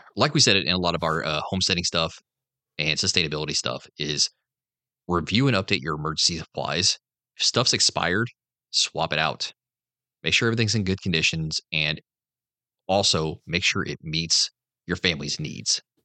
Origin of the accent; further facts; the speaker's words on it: the North, United States; moved away; I'm from the North